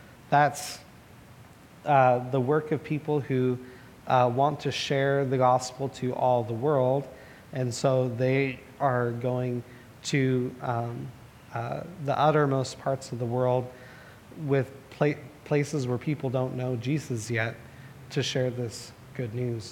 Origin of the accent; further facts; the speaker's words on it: Portland, Oregon, United States; Growing up in Southeast Portland